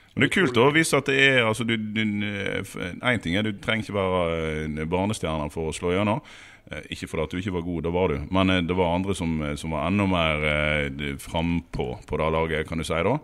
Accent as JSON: {"language": "Norwegian", "area": "Western Norway", "region": "Vestland", "country": "Norway", "said": "Vi er jo vestlendinger og striler"}